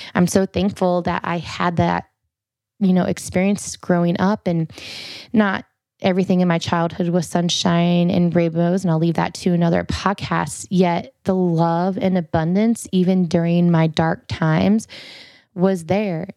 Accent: Farmington, Iowa, United States; we were out in the middle of nowhere because I'm from Farmington, Iowa.

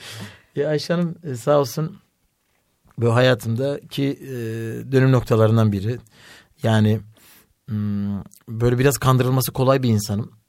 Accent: Elazığ, Elazığ Province, Turkey; ben Elazığlıyım eşim Bartınlı.

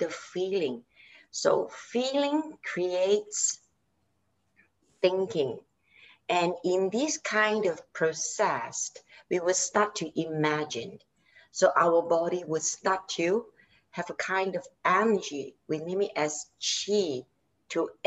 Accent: Malaysia; I'm from Malaysia and I'm a yoga instructor

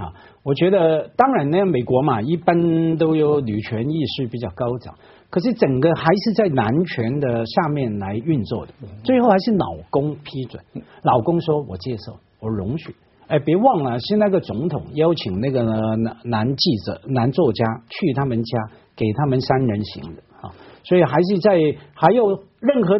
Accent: Hong Kong; 所以我香港人要小心。

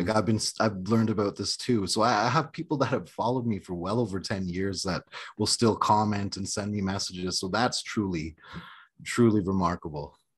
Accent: Canada; moved away as an adult; now in United States; I'm from an Indian reservation in Canada

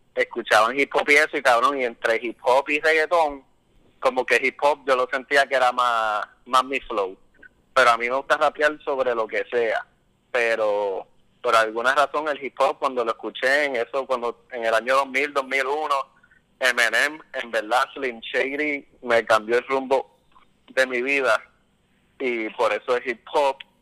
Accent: Trujillo Alto, Puerto Rico; yo me crié en Trujillo Alto, en Encantada

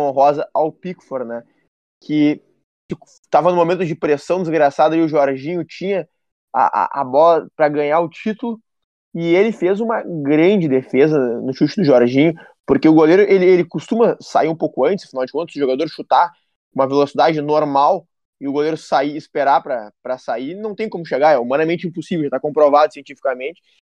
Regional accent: Brazil; eu descobri que eu sou brasileiro

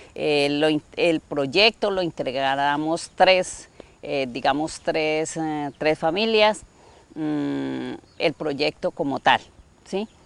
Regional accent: Florencia, Caquetá, Colombia; soy una mujer campesina de acá del departamento de Caquetá municipio de Florencia

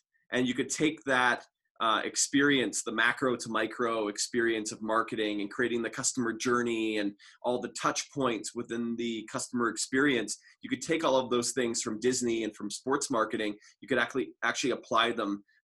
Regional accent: Toronto, Ontario, Canada; moved away as an adult; also born or lived in Orlando, Florida; now in Calgary, Canada; I'm originally from Toronto

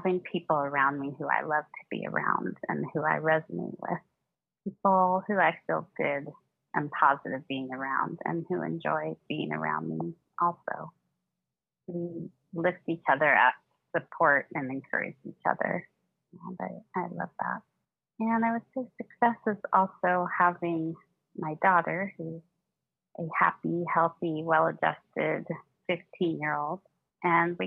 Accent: San Francisco Bay Area, California, United States; I'm from San Francisco Bay Area in California

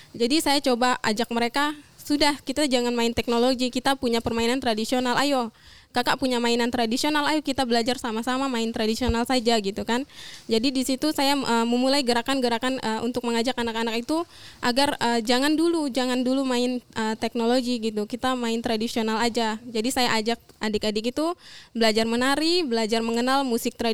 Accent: Sintang, West Kalimantan, Indonesia; Saya pemuda adat asal dari Sintang, Kalimantan Barat.

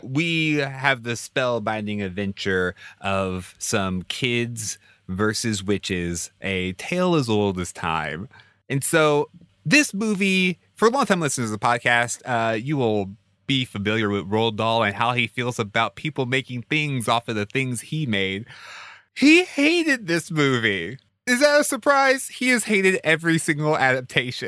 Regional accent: Houston, Texas, United States; I grew up in Houston

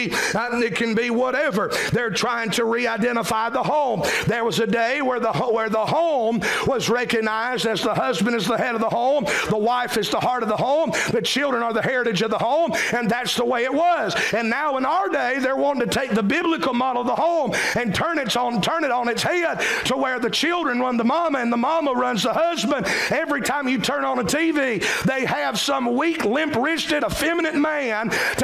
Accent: South Carolina, United States; identify us not just as Americans but as South Carolinians

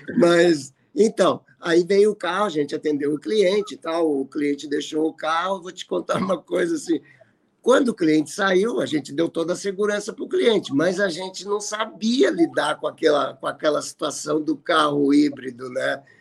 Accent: Porto Alegre, Rio Grande do Sul, Brazil; sou aqui de Porto Alegre.

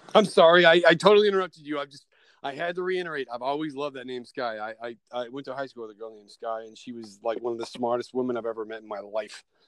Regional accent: Kentucky, United States; now in Chicago, United States; I am from I am from uh, Kentucky

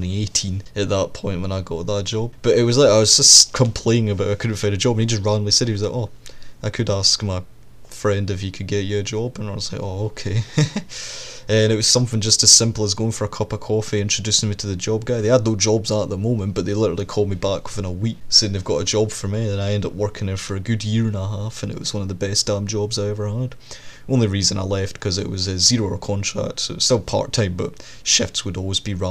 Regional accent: Scotland, United Kingdom; the distance between my hometown and a big city, because that's what it is. This town is basically just a midpoint for all the cities.

